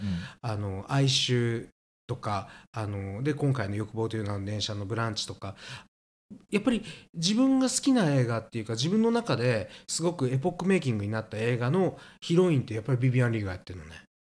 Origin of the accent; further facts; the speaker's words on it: Kansai, Japan; 私たち関西なんです